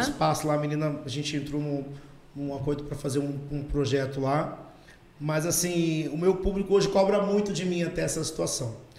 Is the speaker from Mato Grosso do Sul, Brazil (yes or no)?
yes; Campo Grande, Mato Grosso do Sul, Brazil; é minha terra, é onde eu, onde eu cresci